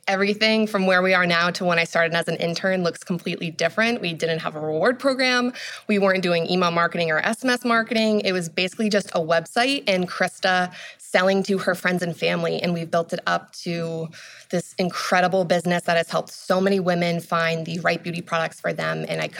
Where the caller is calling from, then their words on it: Salem, New Hampshire, United States; I'm calling in from Salem, New Hampshire. It's where our office is. It's outside of Boston.